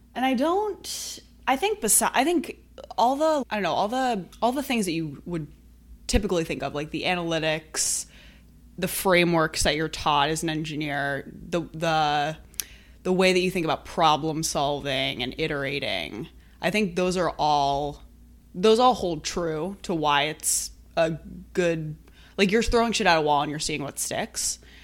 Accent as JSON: {"language": "English", "town": "Brookline", "region": "Massachusetts", "country": "United States", "tie": "born or raised there", "said": "I grew up in Brookline, which is, you know, right outside of Boston. So I've always been here"}